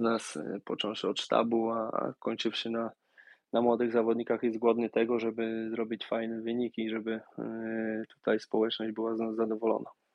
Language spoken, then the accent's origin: Polish; Warsaw, Masovian Voivodeship, Poland; moved away; ja pochodzę z Warszawy